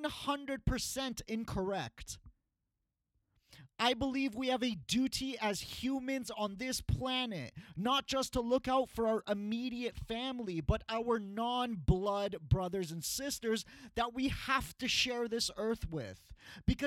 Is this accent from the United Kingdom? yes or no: no; Canada; when we were young growing up in Canada